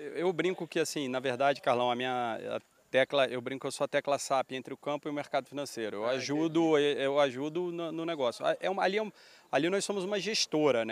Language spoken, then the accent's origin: Portuguese; Rio de Janeiro, Brazil; accent: carioca; eu ser carioca, da minha família morar no Rio